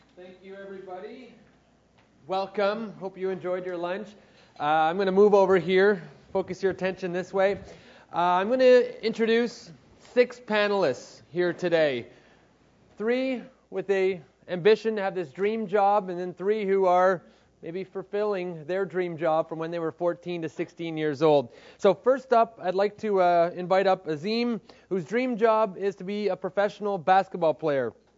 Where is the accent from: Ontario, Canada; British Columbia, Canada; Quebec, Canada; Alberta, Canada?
Quebec, Canada; Montreal; also born or lived in Vermont; I'm from Montreal